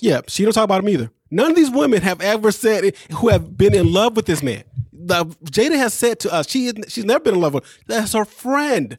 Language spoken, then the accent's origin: English; Midwest, United States; somebody from the Midwest